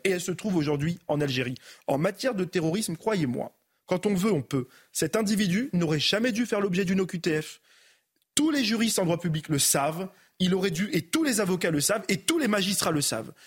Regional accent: France; Je suis né euh, en France

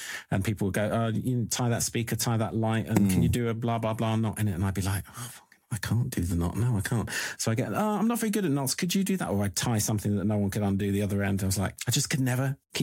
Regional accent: Ireland; moved away; I grew up in Ireland and I went to, for a bit of it, and I went to school

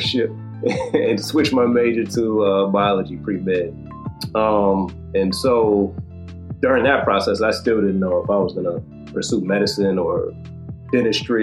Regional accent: Detroit, Michigan, United States; also born or lived in Gaithersburg, Maryland; eventually got into Wayne State in my hometown of Detroit

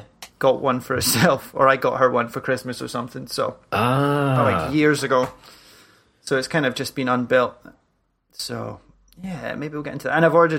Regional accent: Scotland, United Kingdom; also born or lived in Germany; I'm in Scotland again.

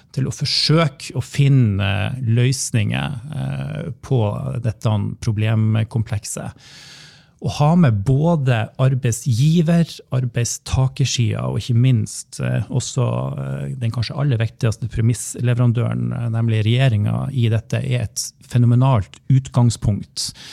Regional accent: Vesterålen, Nordland, Norway; also born or lived in Berlin, Germany; now in Bodø, Norway; oppe i Vesterålen, der jeg kommer ifra

